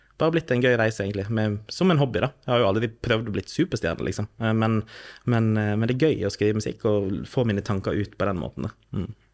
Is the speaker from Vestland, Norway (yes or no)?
yes; Førde, Vestland, Norway; also born or lived in Drammen / Oslo; Jeg er født og oppvokst i Førde by i Sunnfjord i Vestland fylkeskommune